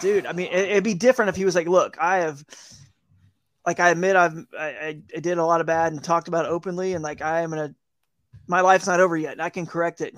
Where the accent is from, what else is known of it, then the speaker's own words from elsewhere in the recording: Atlanta, Georgia, United States; moved away as an adult; also born or lived in Fort Worth, Texas / South Carolina / Charlotte, North Carolina; now in North Carolina, United States; I grew up in Atlanta